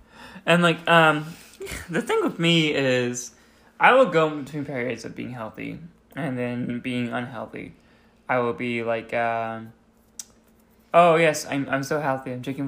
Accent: Arizona, United States; And we're from Arizona, where it's like constantly sunny and constantly the heat is draining energy from everyone.

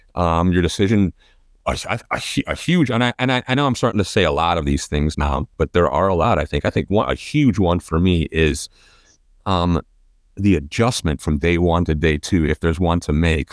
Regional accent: Chicago, Illinois, United States; growing up in Chicago and in the, in the northern places

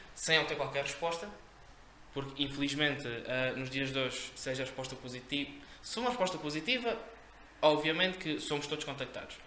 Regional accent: Campo Maior, Alentejo, Portugal; moved away as an adult; now in Leiria, Portugal; Eu não sou daqui, eu sou de Campo Maior

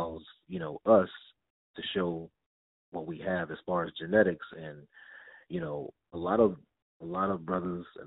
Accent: Denton, Texas, United States; moved away; I'm a young little black kid from Denton, Texas

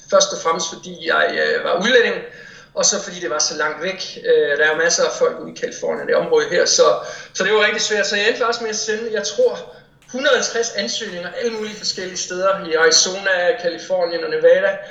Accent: Odense, Southern Denmark, Denmark; moved away; Jeg er fra Odense, ja.

